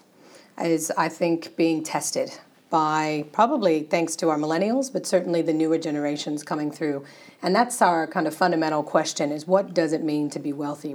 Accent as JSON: {"language": "English", "country": "United States", "moved": "as an adult", "lives_now": "Australia", "said": "It's the American formalities in me"}